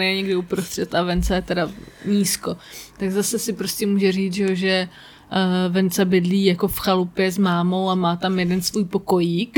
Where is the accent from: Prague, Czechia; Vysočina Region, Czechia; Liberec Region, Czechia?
Prague, Czechia; já jsem jediný Pražák, který asi závidí Brno